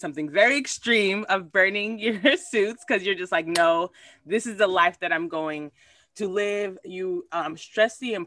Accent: Liberia; now in Puerto Rico; a Liberian person who's in Puerto Rico

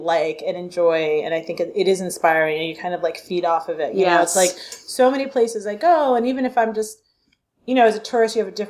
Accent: New York City, New York, United States; I grew up in New York too, and I grew up in Brooklyn

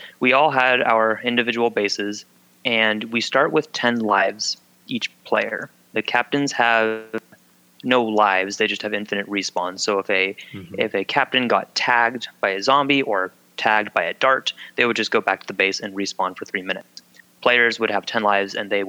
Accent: Pacific Northwest, United States; we're all from the Pacific Northwest

